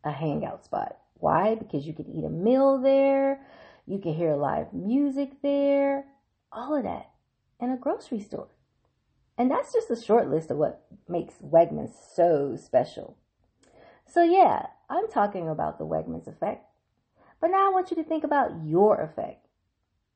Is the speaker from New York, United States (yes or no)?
no; Mississippi, United States; now in Washington, D.C., United States; my home state of Mississippi